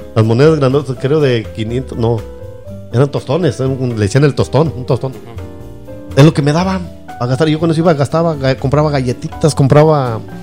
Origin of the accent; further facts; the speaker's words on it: Mexico; de chiquito siempre ahí en México